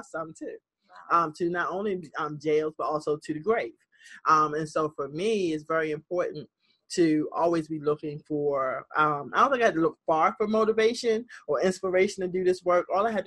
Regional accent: Baltimore, Maryland, United States; This Baltimore is my hometown. Born and raised.

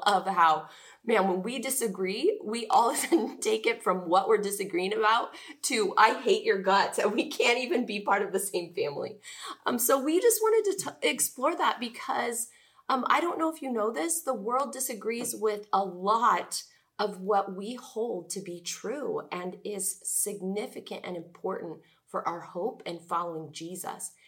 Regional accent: Oregon, United States; I'm from Oregon, Ergo, I grew up a Blazers fan

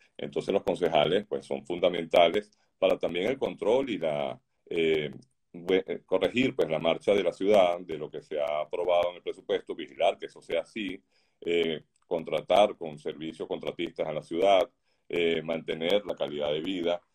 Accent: Venezuela; moved away as an adult; now in Doral, United States; mi país natal, en Venezuela, como aquí desde que llegamos a Estados Unidos

